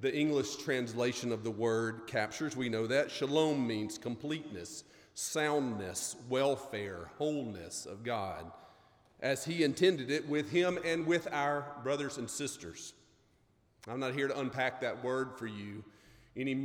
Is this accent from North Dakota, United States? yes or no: no; Mississippi, United States; I'm from Mississippi.